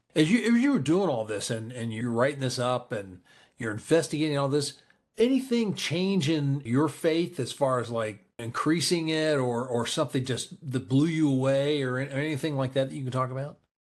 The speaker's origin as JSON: {"language": "English", "town": "Columbus", "country": "United States", "tie": "born or raised there", "said": "my hometown of Columbus here"}